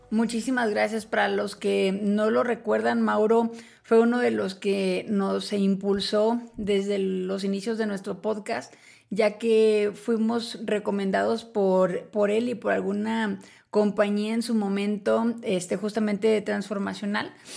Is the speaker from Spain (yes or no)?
no; Mexico; como mexicana